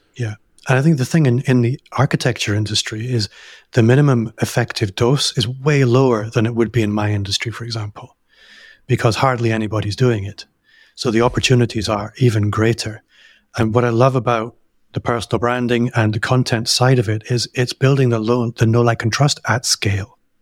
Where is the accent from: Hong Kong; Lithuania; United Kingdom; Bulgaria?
Hong Kong; moved away; I grew up in Hong Kong